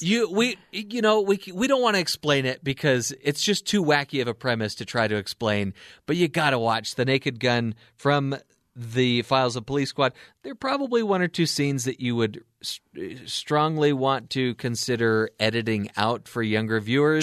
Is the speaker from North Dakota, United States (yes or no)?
no; Anaheim, California, United States; I'm from Anaheim